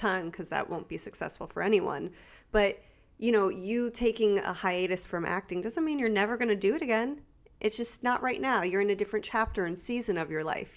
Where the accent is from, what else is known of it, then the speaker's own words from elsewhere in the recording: South Florida, United States; also born or lived in California; now in Central Florida, United States; I was raised in South Florida